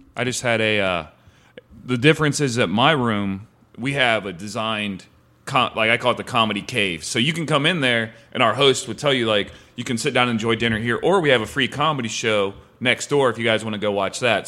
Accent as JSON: {"language": "English", "region": "Ohio", "country": "United States", "also_born_or_lived": "South Carolina", "moved": "as an adult", "lives_now": "Santa Monica, United States", "said": "I'm from Ohio"}